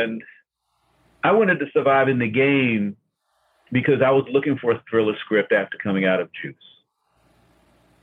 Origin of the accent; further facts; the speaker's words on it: Newark, New Jersey, United States; also born or lived in Washington, D.C.; my growing up in Newark